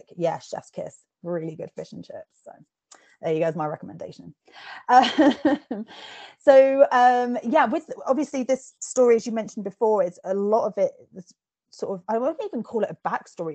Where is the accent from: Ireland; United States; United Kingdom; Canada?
United Kingdom; England; accent: posh; I've been told that I sound quite posh and I'm English, I'm Scottish heritage.